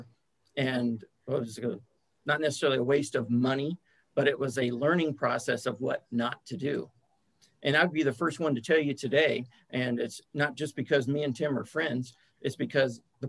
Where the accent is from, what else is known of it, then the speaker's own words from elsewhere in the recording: Lawrence, Kansas, United States; I'm from Lawrence, Kansas